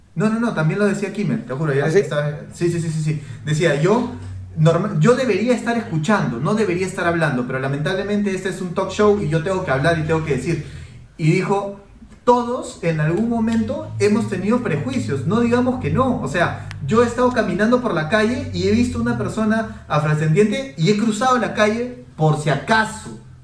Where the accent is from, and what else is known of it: Peru